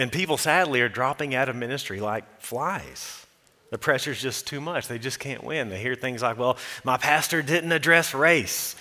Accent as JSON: {"language": "English", "country": "United States", "said": "we, as an American people"}